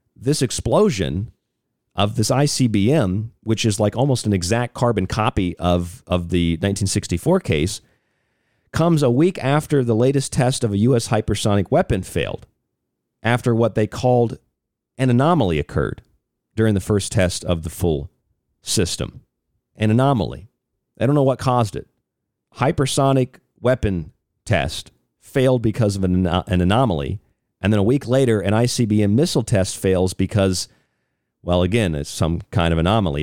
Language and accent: English; Florida near Cape Canaveral, United States; moved away; I grew up down there in Florida near Cape Canaveral.